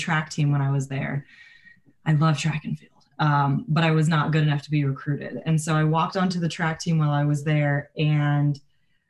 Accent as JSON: {"language": "English", "region": "Southern California", "country": "United States", "tie": "born or raised there", "moved": "yes", "said": "I am from sunny Southern California."}